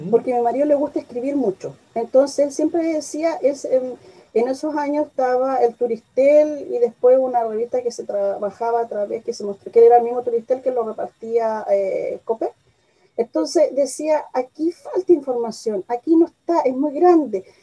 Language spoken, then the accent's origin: Spanish; Santiago, Santiago Metropolitan Region, Chile; born there; also born or lived in Mejillones / Buenos Aires; nací en Santiago mm, por esas cosas de trabajo de mis padres, estuve viviendo en Mejillones, Antofagasta, el norte de Chile, posteriormente en el sur, después viajé a Buenos Aires